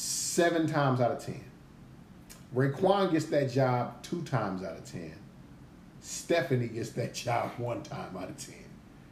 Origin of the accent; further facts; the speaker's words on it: Gary, Indiana, United States; I grew up in Gary. It was poor as hell in Gary.